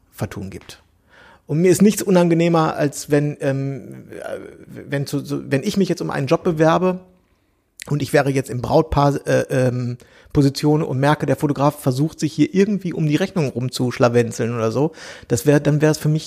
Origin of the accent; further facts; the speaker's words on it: Berlin, Germany; äh, das wisst ihr ja, ich komme aus Berlin, ich wohne hier in Friedrichshain, ich wohne hier schon so und so lange